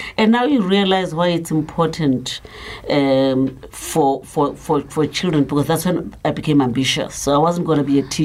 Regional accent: Soweto, Gauteng, South Africa; also born or lived in KwaZulu-Natal; I was born in Soweto, but I'm not from Soweto. My family was from Ngut.

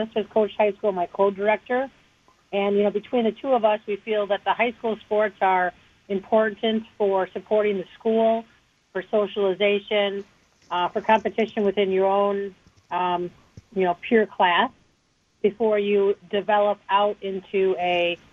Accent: Wauwatosa, Wisconsin, United States; I grew up in Wauwatosa, and I went to Wauwatosa West High

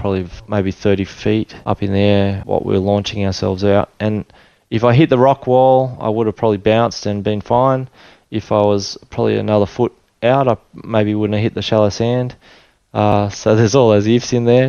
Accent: Tweed Heads, New South Wales, Australia; also born or lived in Sydney / Papua New Guinea; I was born in Sydney and uh, moved to Tweed Heads. So I grew up in Tweed Heads, New South Wales

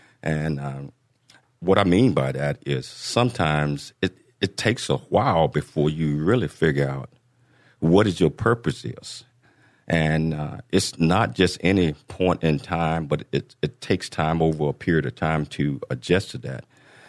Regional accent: Chattanooga, Tennessee, United States; born there; I was born in Chattanooga, Tennessee.

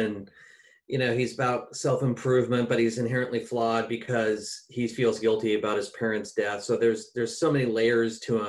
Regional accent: Olympic Peninsula, Washington, United States; also born or lived in Port Townsend, Washington / Oak Harbor, Washington / Kirkland, Washington / Lake Forest Park, Washington; I grew up largely on the Olympic Peninsula. You know, I moved around to places like Port Townsend and Oak Harbor.

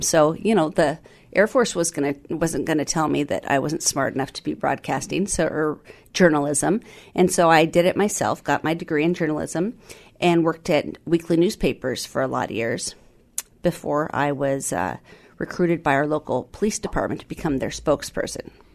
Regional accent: South Snohomish County, Washington, United States; also born or lived in Southern California; moved up here, uh, when I was five. And so was raised here in South Snohomish County, uh, graduated from Meadowdale High School

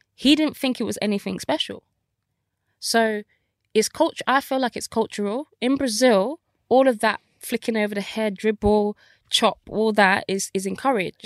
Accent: Birmingham, West Midlands, United Kingdom; I grew up in Birmingham, council estate

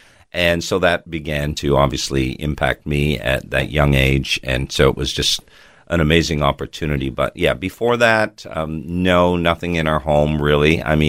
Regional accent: Toronto, Ontario, Canada; now in Australia; I probably can tell by my accent that I was not born in Australia. I was actually born in Toronto, Canada.

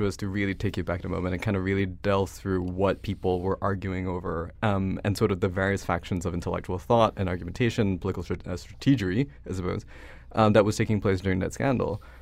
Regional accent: Malaysia; moved away as an adult; now in United States; I grew up in Malaysia until I was eighteen

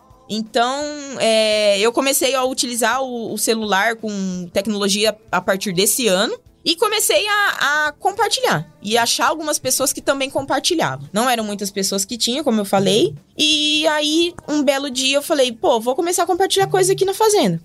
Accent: Mato Grosso, Brazil; also born or lived in Agudos, São Paulo; vim pro Mato Grosso quando pequena, né? Com seis anos.

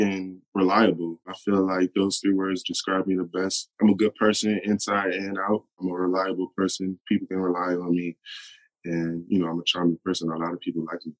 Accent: New Orleans, Louisiana, United States; I'm from New Orleans. You know, I never lived anywhere else

